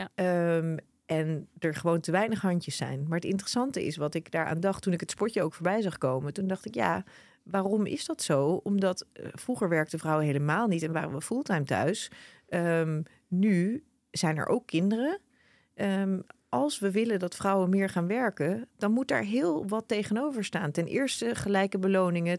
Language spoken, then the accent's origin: Dutch; Netherlands; wij als Nederlanders